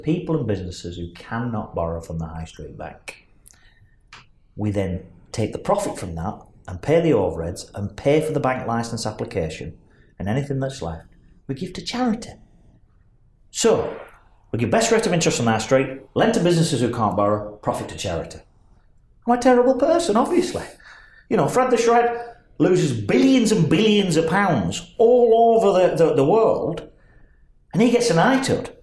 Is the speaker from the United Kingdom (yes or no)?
yes; Burnley, North West England, United Kingdom